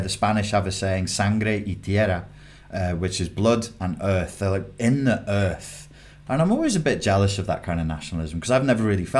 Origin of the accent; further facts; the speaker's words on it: Netherlands; I'm Dutch.